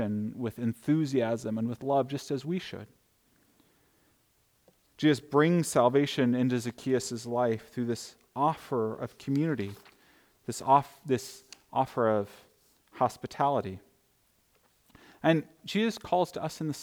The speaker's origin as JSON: {"language": "English", "country": "United States", "said": "as an American people"}